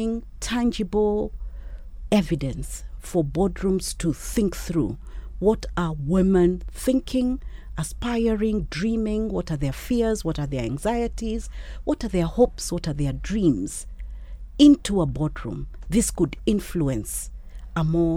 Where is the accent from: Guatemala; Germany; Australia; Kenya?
Kenya; me as a Kenyan woman